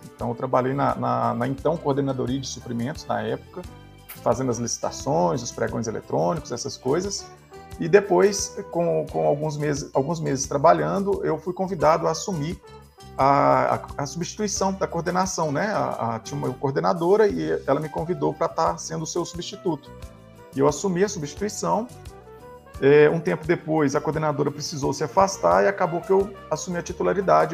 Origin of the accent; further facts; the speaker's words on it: Formiga, Minas Gerais, Brazil; Eu, eu sou, nascido em Formiga, é, no interior de Minas Gerais